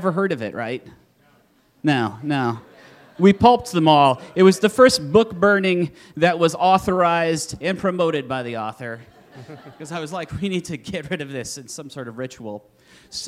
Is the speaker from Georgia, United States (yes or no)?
no; Iowa, United States; I'm from Iowa.